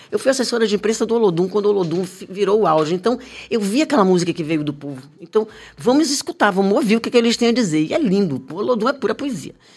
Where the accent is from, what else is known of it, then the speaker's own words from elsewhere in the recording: Bahia, Brazil; eu sinto falta da minha Bahia na televisão